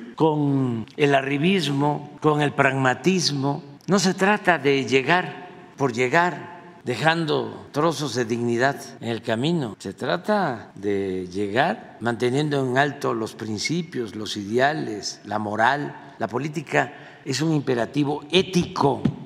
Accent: Mexico; Y eso es lo que somos los mexicanos hoy

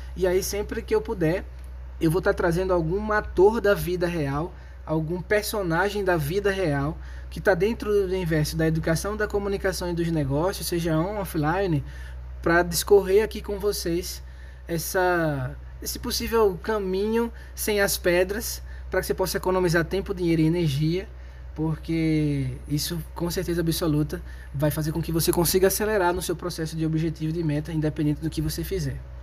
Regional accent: Maceió, Alagoas, Brazil; Eu sou alagoano de Maceió moro num bairro de classe média baixa

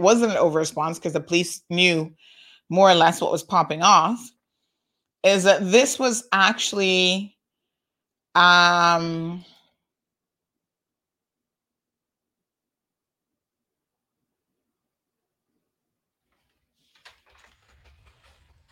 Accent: Cayman Islands

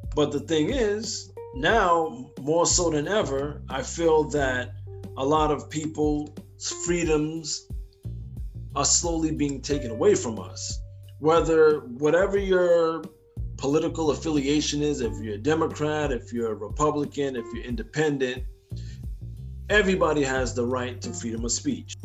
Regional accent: United States; as American people

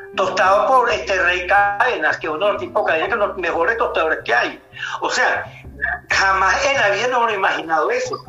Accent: Venezuela; somos los venezolanos

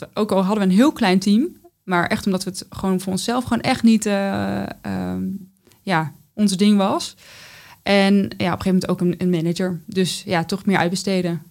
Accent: North Brabant, Netherlands; born or raised there; now in The Hague, Netherlands

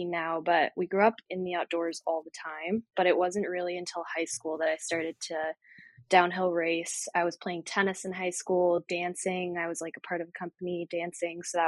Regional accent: Littleton, New Hampshire, United States; moved away as an adult; now in San Diego, United States; It's Littleton, New Hampshire, tiny town, population like 5,000 when I was growing up

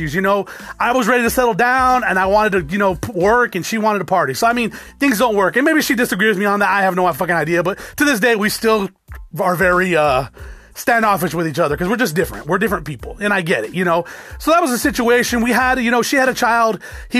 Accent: South Tucson, Arizona, United States; Did grow up in South Tucson, predominantly Hispanic, but you know, I grew up in the hood.

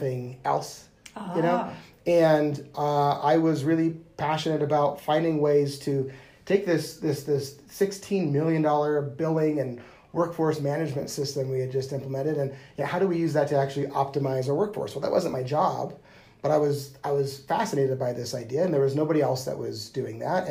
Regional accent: United States; moved away as an adult; also born or lived in Wyoming / Nebraska; now in Denver, United States; growing up in Wyoming and Nebraska, we'd always come to Denver

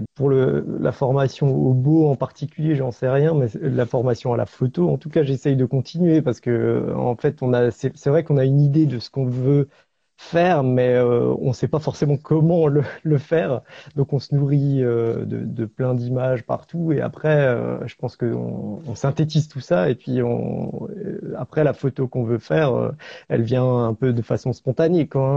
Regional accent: Alsace, Grand Est, France; je suis alsacien, euh, j'habite au pied des Vosges

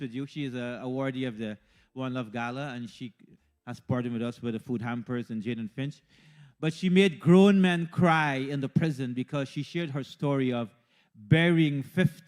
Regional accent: Guyana; moved away as an adult; also born or lived in India; now in Canada; I was born in Guyana, and to be brief, my education was at Queen's College in Guyana

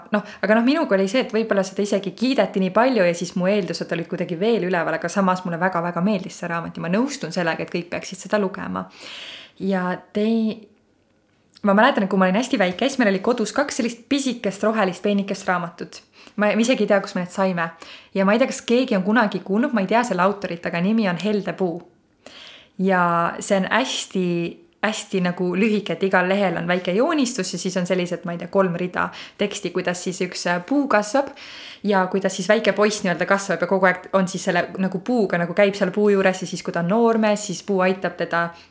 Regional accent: Põlva, Põlva County, Estonia; ma olen siis Põlvast pärit

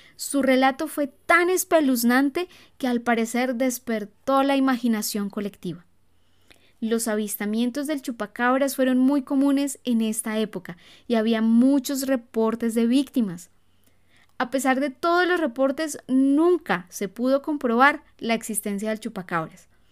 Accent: Colombia; cuando yo era niña recuerdo que repetidas veces salían en las noticias avistamientos del chupacabras. Aquí en Colombia

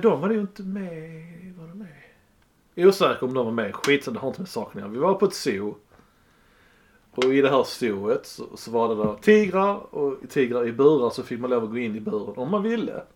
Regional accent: Sweden; Vi är svenskar

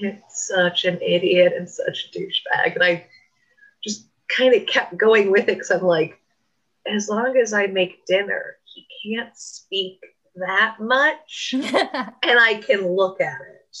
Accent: Coto de Caza, California, United States; moved away; I grew up in Quarter Ranch

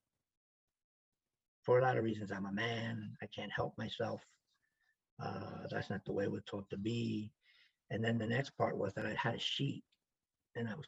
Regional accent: New York City, New York, United States; I grew up in the South Bronx

